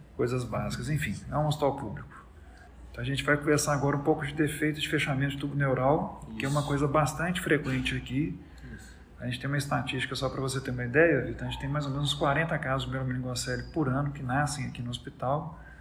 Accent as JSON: {"language": "Portuguese", "region": "Minas Gerais", "country": "Brazil", "also_born_or_lived": "Belo Horizonte / Strasbourg / Paris", "moved": "as an adult", "lives_now": "Salvador, Brazil", "said": "eu não sou de Salvador, eu sou mineiro"}